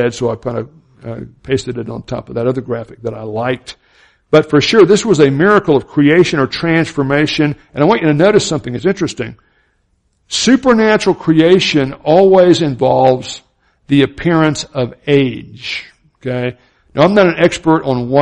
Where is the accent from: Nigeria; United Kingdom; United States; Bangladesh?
United States; Florida and Alabama, the South; I grew up in the Southern Baptist culture in Florida and Alabama